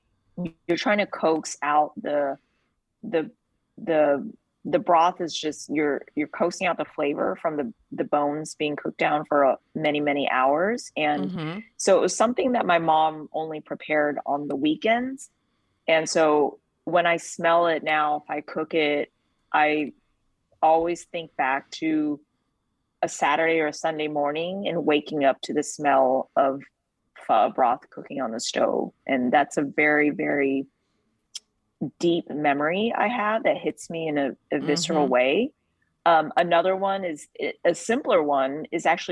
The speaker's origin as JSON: {"language": "English", "region": "Texas", "country": "United States", "said": "I'm from Texas"}